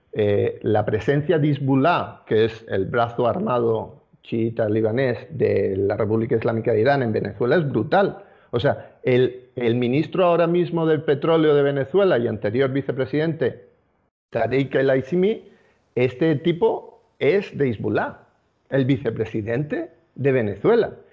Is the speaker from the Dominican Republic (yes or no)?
no; Spain; los ciudadanos judíos españoles, somos ciudadanos españoles